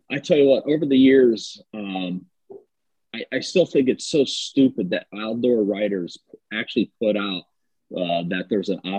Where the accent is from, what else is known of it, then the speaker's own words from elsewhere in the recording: Ohio, United States; uh, born and raised in Ohio.